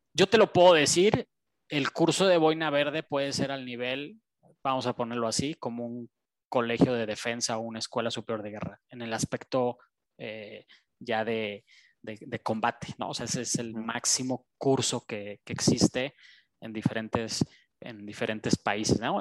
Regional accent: Mexico; es nuestra tierra, ¿no? O sea, es donde nacimos

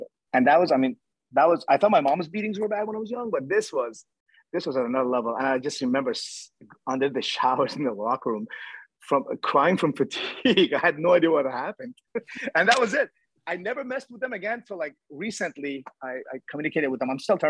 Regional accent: United States; Once again, I'm American, right?

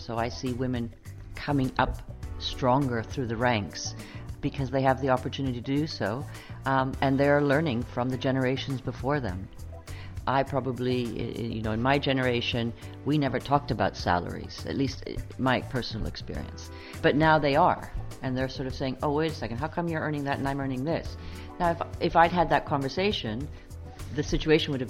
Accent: Canada; now in Netherlands; I am Canadian.

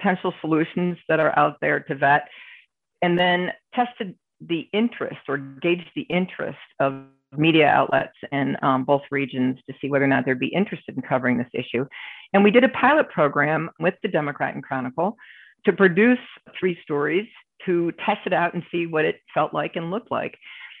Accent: Detroit, Michigan, United States; now in Rochester, United States; I live in Rochester, which is in Western New York, and I grew up in Detroit.

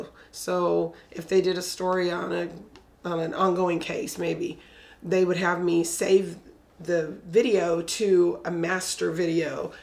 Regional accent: Corpus Christi, Texas, United States; Yes, I am from Corpus.

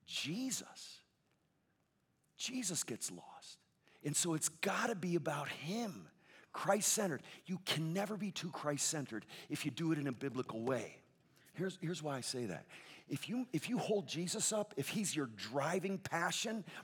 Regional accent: Connecticut, United States; moved away as an adult; also born or lived in Chicago; now in Southern California, United States; I grew up in Connecticut for 28 years before I lived in Chicago for 7 and then out in Southern California for 24

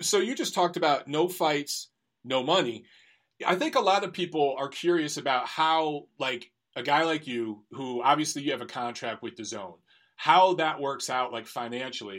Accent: Detroit, Michigan, United States; moved away; I grew up in Michigan. I'm from Detroit.

